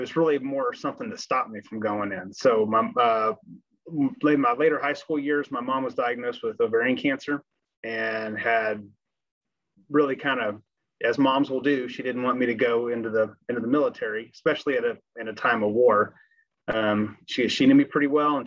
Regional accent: Grapevine, Texas, United States; So I grew up in Grapevine, Texas, back when it was a small town.

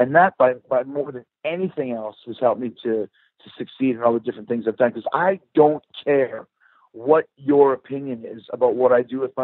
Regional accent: Winnipeg, Manitoba, Canada; 16 years old, growing up in Winnipeg, Canada

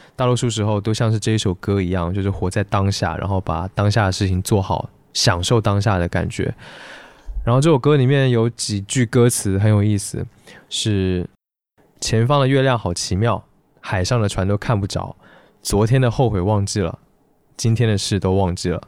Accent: Taiwan; accent: Taiwanese; 我是台湾人

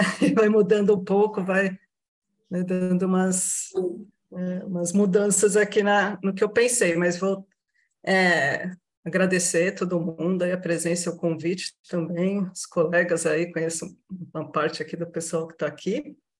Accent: Baixada Santista, São Paulo, Brazil; Sou da região aqui da Baixada Santista

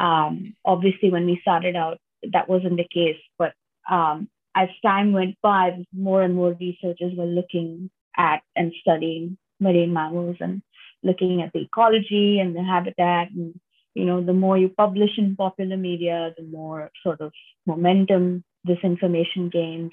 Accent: Mumbai, Maharashtra, India; I'm from Mumbai originally. Um, that's on the west coast of India

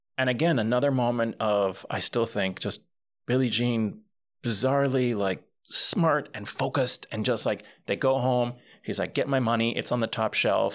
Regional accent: Puerto Rico; grew up in Puerto Rico and I grew up bilingual

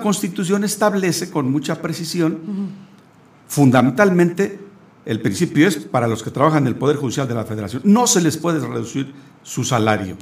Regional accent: Querétaro, Mexico; los que somos queretanos

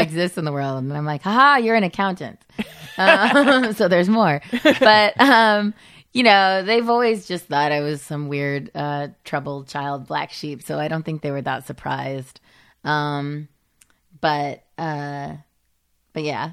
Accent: Modesto, California, United States; moved away as an adult; I grew up in Modesto

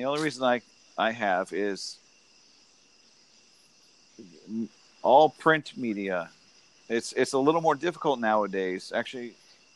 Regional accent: Santiago, Santiago Metropolitan Region, Chile; moved away; I was born in 81 in Santiago, Chile, under Pinochet's

